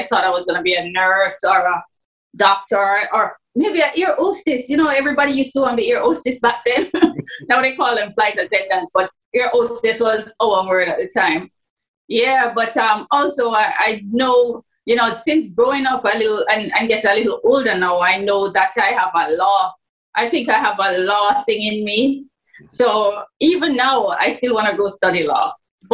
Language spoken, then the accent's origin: English; Jamaica; born or raised there